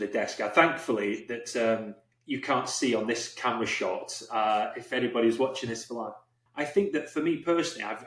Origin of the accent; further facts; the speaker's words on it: England, United Kingdom; I'm English